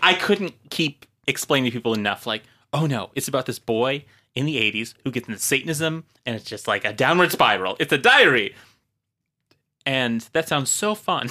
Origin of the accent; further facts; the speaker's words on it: Marshfield, Wisconsin, United States; I was a small town, Marshfield, Wisconsin